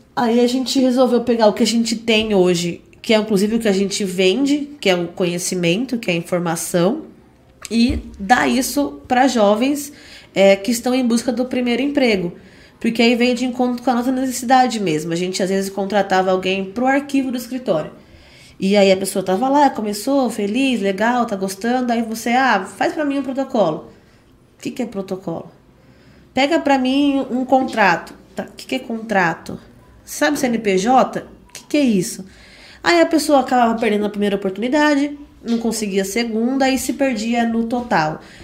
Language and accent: Portuguese; Indaiatuba, São Paulo, Brazil; Nascida e criada em Dayatuba, desde 94